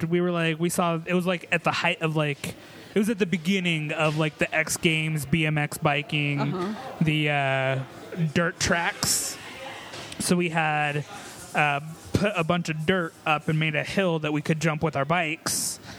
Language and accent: English; Colorado, United States; I was raised in Colorado.